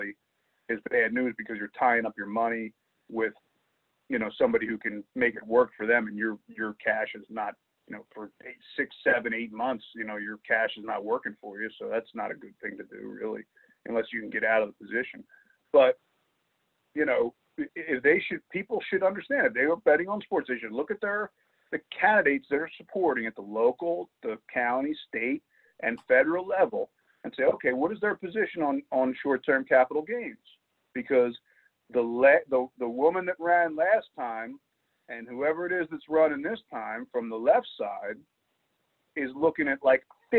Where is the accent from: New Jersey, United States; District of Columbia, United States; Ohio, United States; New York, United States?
New Jersey, United States; Camden; I was born in Camden, which is right across the river